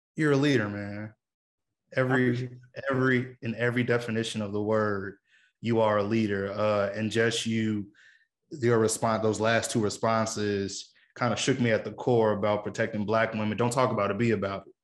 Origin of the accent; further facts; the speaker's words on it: Chicago, Illinois, United States; being a Chicagoan